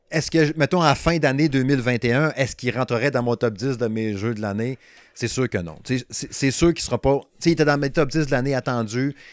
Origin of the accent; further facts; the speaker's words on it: Quebec, Canada; accent: Saguenay; Euh, de medium, hein, avec mon excellent accent, n'est-ce pas? L'accent du Saguenay, hein.